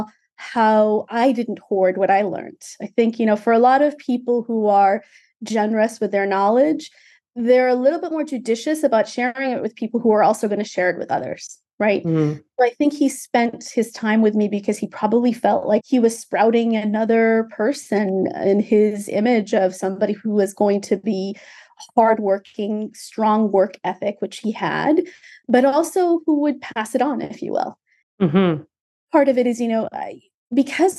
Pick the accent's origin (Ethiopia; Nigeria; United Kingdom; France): Ethiopia; now in United States; I'm from Ethiopia originally, so I'm a naturalized immigrant of the United States.